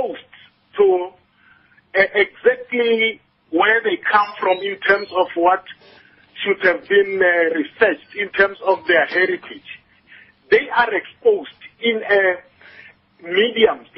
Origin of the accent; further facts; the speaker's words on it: Mahabeng area, west of Polokwane, Limpopo, South Africa; I was born and bred in the Mahabeng area, which is a very rural, poor place, about 100 kilometers towards the western side of Polokwane.